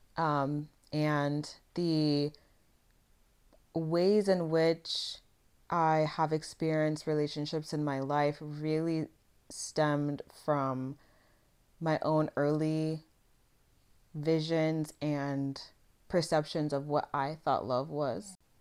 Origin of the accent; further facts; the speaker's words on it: Vancouver, Washington, United States; I grew up in Vancouver, Washington